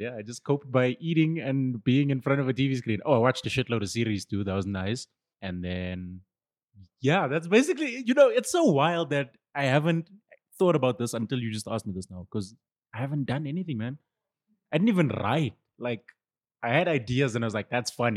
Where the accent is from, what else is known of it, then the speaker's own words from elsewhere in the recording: Benoni, Gauteng, South Africa; this is my hometown. Uh, I live like 20 minutes from here